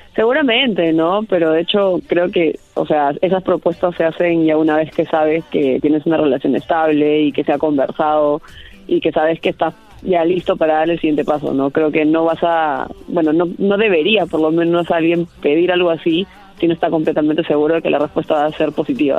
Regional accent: Peru

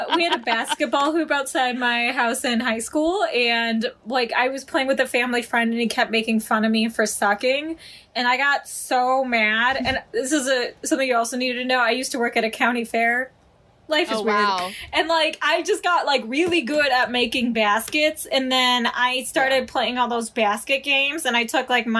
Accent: northwest of Chicago, Illinois, United States; I grew up like an hour and some change northwest of Chicago, so like in Illinois, like right between Wisconsin and Illinois

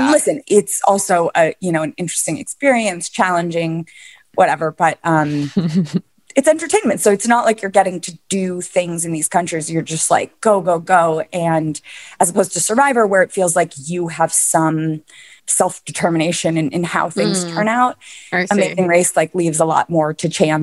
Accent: New York City, New York, United States; I was born and raised in Manhattan

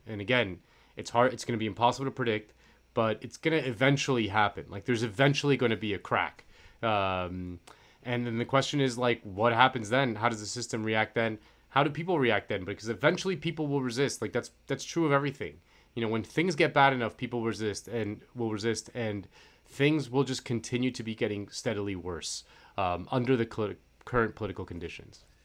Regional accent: Florida, United States; moved away; I'm from Florida, so all my friends are, they're back at home in Florida

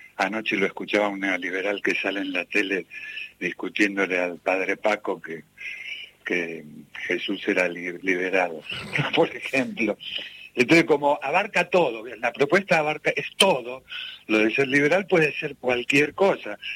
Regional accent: Ramos Mejía, Buenos Aires Province, Argentina; Yo soy de La Matanza, soy de Ramos Mejía

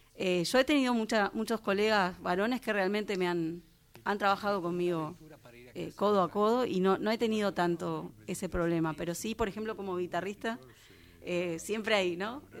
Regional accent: Temperley, Buenos Aires Province, Argentina; now in Canning, Argentina; Yo soy de Temperley, pero cuando me mudé a donde estoy me di cuenta que, que Temperley era muy urbano.

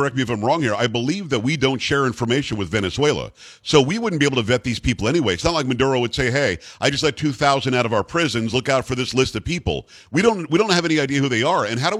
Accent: South Florida, United States; when I was growing up in South Florida, in 1980

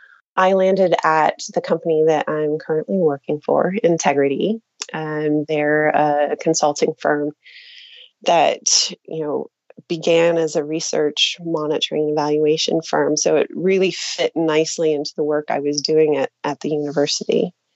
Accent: Pennsylvania, United States; moved away; also born or lived in United Kingdom / Lebanon / Turkey; Actually, when I'm from Pennsylvania, and when I go back home now, because I've spent 10 years living in the UK and Lebanon and Turkey, people back home will ask me, where are you from? You have an accent.

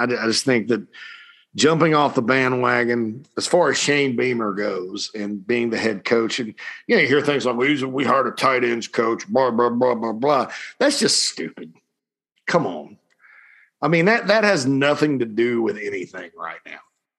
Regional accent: Spartanburg, South Carolina, United States; Right there in my hometown of Spartanburg, Daniel Morgan Avenue.

